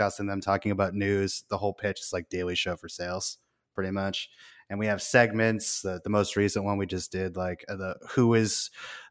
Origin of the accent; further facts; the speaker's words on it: Portsmouth, New Hampshire, United States; moved away as an adult; I was born and raised in Portsmouth, New Hampshire, like 35 minutes away from the greater Boston area.